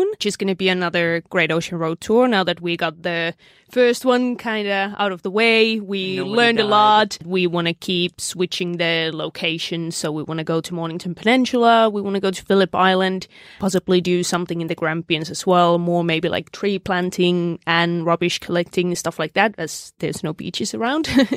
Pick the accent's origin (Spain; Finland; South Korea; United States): Finland; now in Australia; I'm originally from Finland.